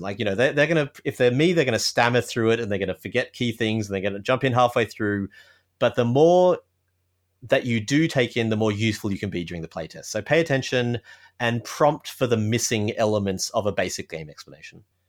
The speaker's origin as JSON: {"language": "English", "country": "Australia", "moved": "yes", "lives_now": "Toronto, Canada", "said": "I'm an Australian living in Canada, in Toronto."}